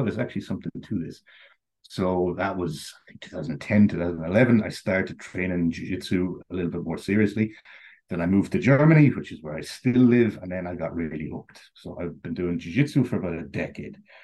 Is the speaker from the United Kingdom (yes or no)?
no; Sligo, Connacht, Ireland; growing up, I grew up in Sligo.